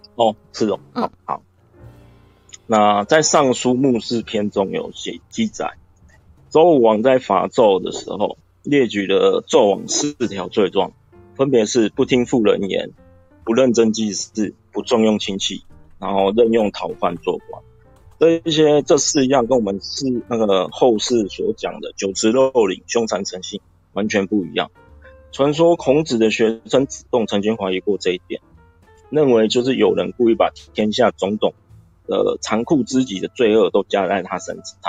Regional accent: Taiwan; 我们台湾话，一般来说就是主线上纲

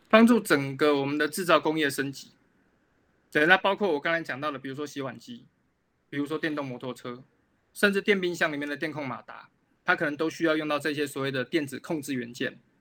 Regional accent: Taichung, Taiwan; 我们等于西屯人是从小看着飞机长大的

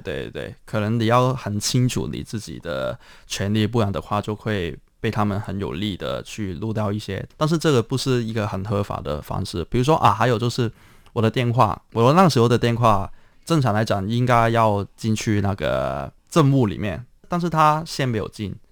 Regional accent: Hong Kong; 我是在香港的乌圈出生

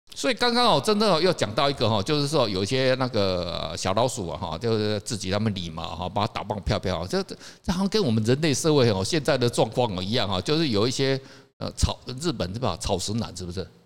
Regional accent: Taiwan; moved away; also born or lived in Japan / Spain; 我们台湾人

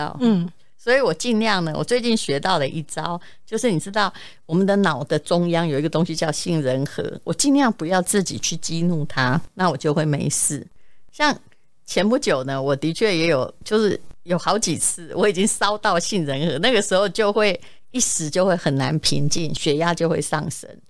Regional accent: Yilan County, Taiwan; now in Taipei, Taiwan; 我宜兰人，

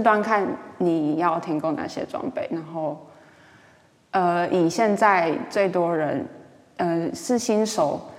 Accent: Taichung, Taiwan; moved away as an adult; also born or lived in Taipei; 我台中，我是台中人

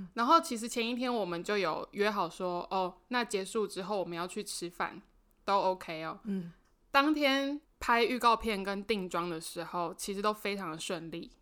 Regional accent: Penghu County, Taiwan; 我是澎湖人嘛

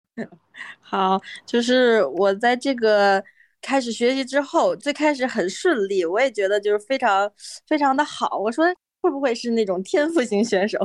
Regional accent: Beijing, China; 我是来自北京

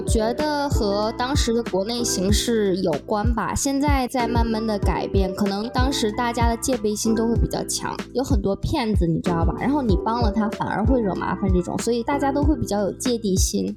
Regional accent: Tianjin, China; now in Boston, United States; 我是来自天津生活在波士顿的

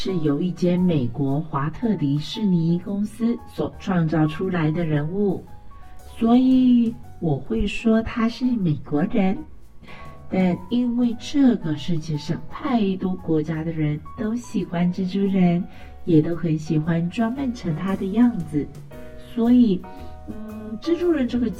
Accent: Taiwan; 小鱼说得很对，我们都是台湾人。

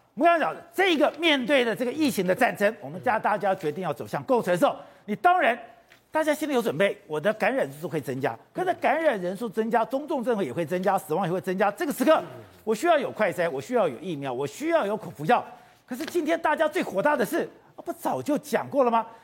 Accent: Taipei, Taiwan; 我是个台北人

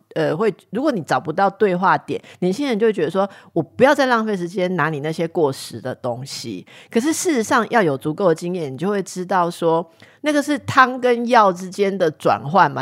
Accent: Taipei, Taiwan; 身为台北人

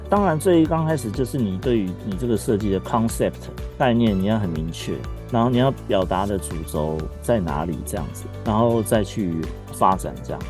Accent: Taiwan; moved away; also born or lived in Japan; 我们台湾人是喜欢这种很丰富、很热闹的感觉

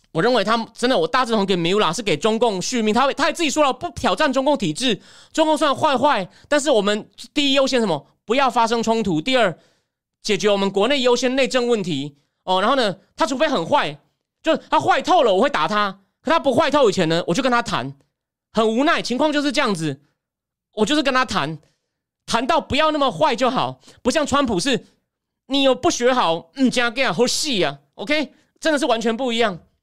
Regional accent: Taichung, Taiwan; 我在台中长大，大学念台大政治系

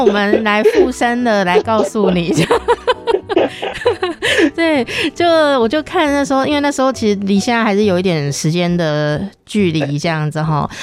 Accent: Taichung, Taiwan; also born or lived in Taipei; 像我是在台中

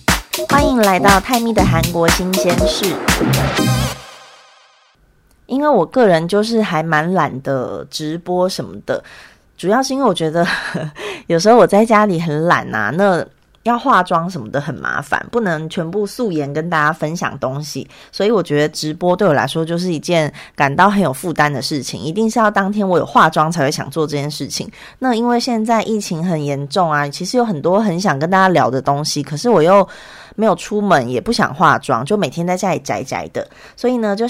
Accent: Taiwan; now in South Korea; 可是像我从台湾过来，台湾每天其实本土感染是零嘛

